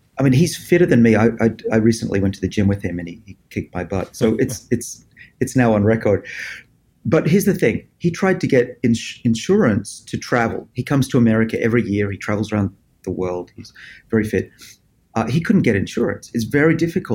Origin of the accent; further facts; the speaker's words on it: Australia; moved away as an adult; now in Boston, United States; I was born in Australia. You can probably tell from my accent.